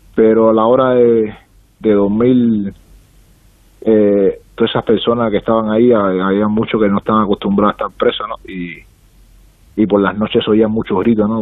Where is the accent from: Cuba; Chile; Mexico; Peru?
Cuba; also born or lived in San Miguel; now in Spain; soy cubano